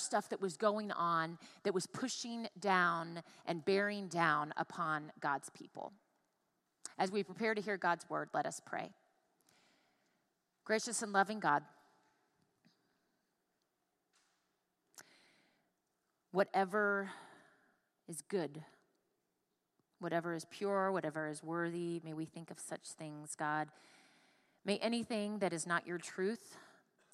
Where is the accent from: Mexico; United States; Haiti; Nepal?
United States; Tampa, Florida; I grew up in Tampa, Florida, and was literally surrounded by water all the time